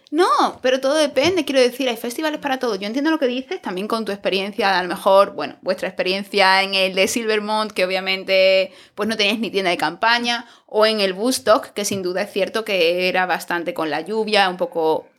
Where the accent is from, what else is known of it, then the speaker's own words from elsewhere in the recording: Cádiz, Andalusia, Spain; moved away as an adult; now in Berlin, Germany; Esto es en un pueblo de, Cádiz. Chicos, si van para allá, que es de donde soy yo